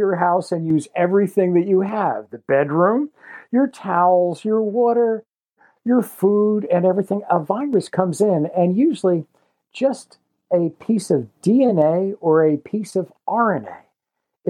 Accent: Jersey Shore, New Jersey, United States; I grew up on the Jersey Shore, kind of like where the rivers from the shore and the Pine Barrens, which stretch out across all of southern New Jersey, where they come together

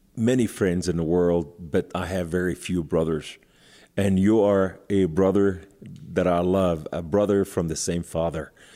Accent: Beirut, Beirut Governorate, Lebanon; I was born in Beirut, Lebanon, to Muslim Sunni family

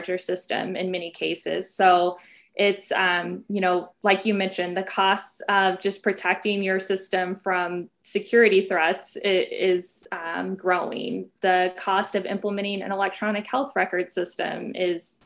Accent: Southern Illinois, United States; now in Chicago, United States; I'm from a small rural town in Southern Illinois, and growing up, my hometown lost its hospital

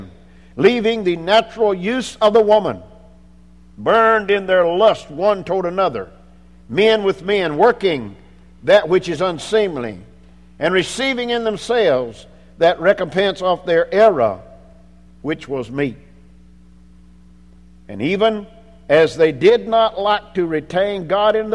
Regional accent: Anderson, South Carolina, United States; My birth certificate says that I was born in Anderson, South Carolina

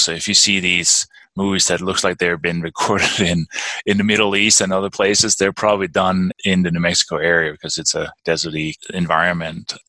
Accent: Denmark; English is a second language; moved away as an adult; also born or lived in London, England; now in Durango, United States; I was born and raised in Denmark

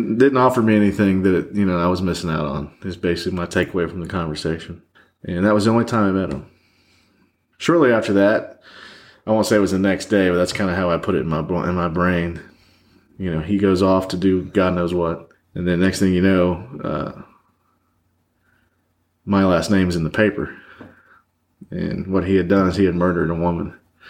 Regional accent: Michigan, United States; born there; I was born in Michigan, but my mom, for 2 years, I guess, stuck it out and then grabbed me and brought me back to my grandparents.

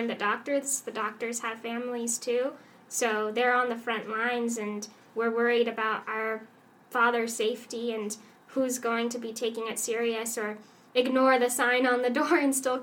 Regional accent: United States; moved away as an adult; now in France; as an American

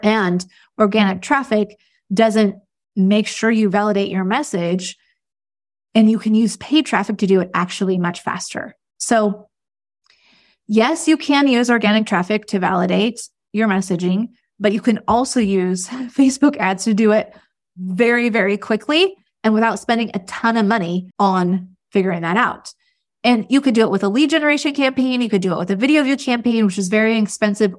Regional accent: United States; as an American

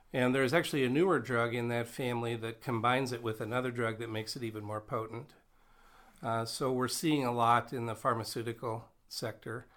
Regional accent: Nebraska, United States; moved away as an adult; now in North Dakota, United States; I grew up in Nebraska

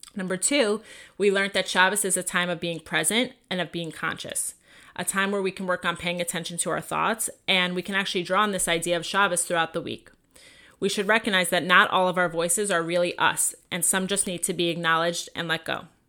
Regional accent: Long Island, New York, United States; also born or lived in Five Towns, New York; now in Los Angeles, United States; I grew up in Long Island, New York

